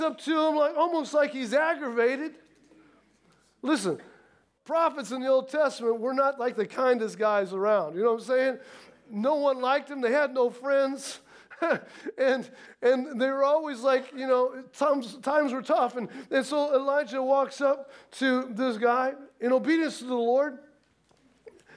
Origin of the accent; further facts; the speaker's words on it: Midwest, United States; I come from the Midwest